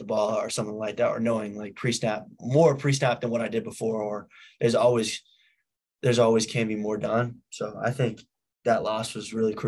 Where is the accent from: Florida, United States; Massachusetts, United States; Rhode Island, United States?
Massachusetts, United States; also born or lived in New Hampshire; I lived in New Hampshire till I was 4, and then I moved to Massachusetts